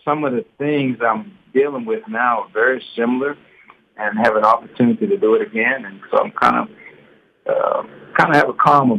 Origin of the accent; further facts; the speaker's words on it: Houston, Texas, United States; I'm born and raised in Houston, exactly like 80 miles from Lamar's campus to my doorstep where I grew up from.